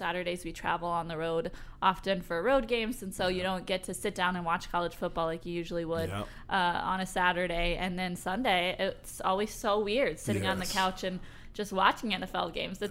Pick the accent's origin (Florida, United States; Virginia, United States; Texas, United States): Florida, United States; moved away as an adult; now in Michigan, United States; you guys who are regular listeners know that I'm from Florida.